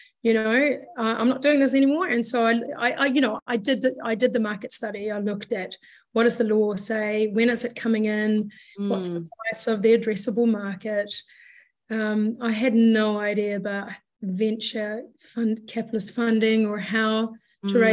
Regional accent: Sweden; moved away; I'm from Sweden originally.

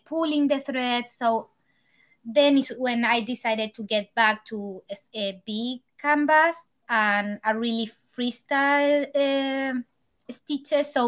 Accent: Chile; English is a second language; moved away as an adult; now in Los Angeles, United States; I'm from Chile. I moved to Los Angeles like 4 years ago when Juan was 1 month old

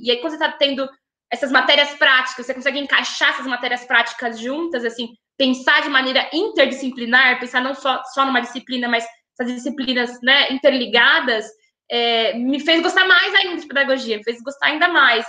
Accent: São Paulo, Brazil; moved away as an adult; also born or lived in São Carlos; me criei em São Paulo

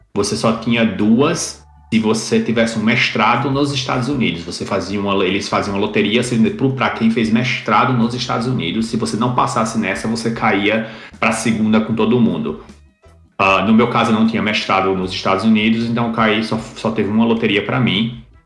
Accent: Campina Grande, Paraíba, Brazil; now in Oceanside, United States; eu sou originalmente de Campina Grande, Paraíba, mas eu estou agora em Oceanside, na Califórnia

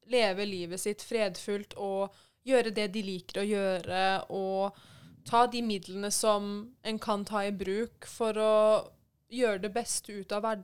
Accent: Iran; Altså, for det første, jeg er iraner, jeg er ikke fra Pakistan.

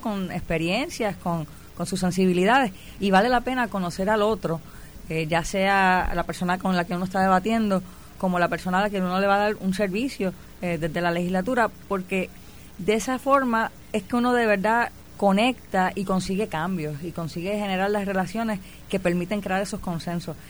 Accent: Puerto Rico; moved away as an adult; me fui de Puerto Rico, estudio en la Universidad de Brown, la primera puertorriqueña en el programa graduado de Asuntos Públicos.

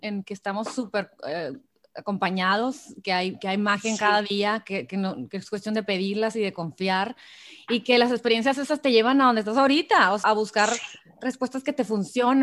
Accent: Mexico; soy mexicana

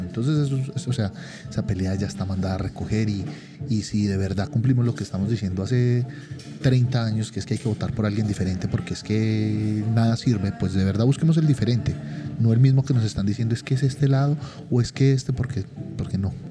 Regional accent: Colombia; a uno como colombiano

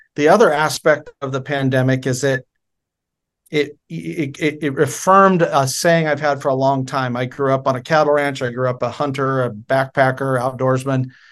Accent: Oregon, United States; moved away as an adult; I was born in October of nineteen seventy, uh, in Oregon. I spent my first twenty-two years in Oregon.

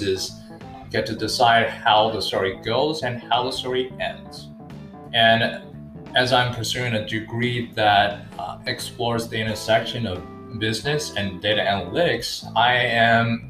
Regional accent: Qingdao, Shandong, China; moved away as an adult; now in Los Angeles, United States; I was born and raised in China from the city of Qingdao. At the age of 18, I moved to Los Angeles

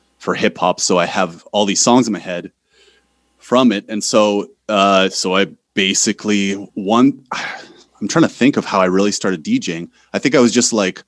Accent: North Bay, Ontario, Canada; moved away as an adult; also born or lived in Poland; now in Warsaw, Poland; North Bay, Ontario. I'm Canadian. I'm living in Poland, but I am Canadian.

